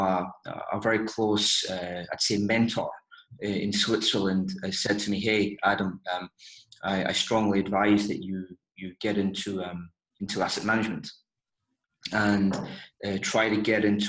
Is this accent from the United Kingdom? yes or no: yes; Glasgow, Scotland, United Kingdom; moved away as an adult; also born or lived in London; I grew up in Scotland, in Glasgow. I moved to London at the age of 21